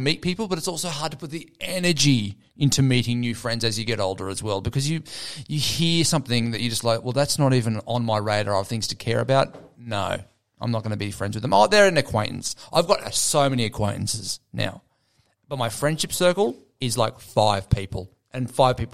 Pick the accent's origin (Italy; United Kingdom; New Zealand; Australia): Australia; Gold Coast, Queensland; now in Sydney, Australia; I come from the Gold Coast